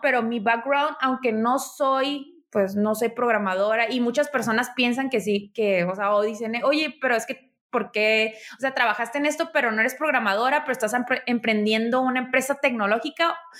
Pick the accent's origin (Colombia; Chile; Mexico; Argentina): Mexico; Tijuana, Baja California; moved away; also born or lived in Mexico City; soy originaria de Tijuana